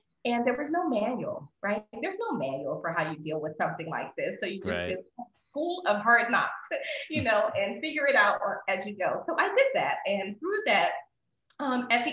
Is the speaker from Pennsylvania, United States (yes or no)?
yes; Philadelphia, Pennsylvania, United States; also born or lived in San Antonio, Texas / Louisville, Kentucky; now in Texas, United States; I'm originally from Philadelphia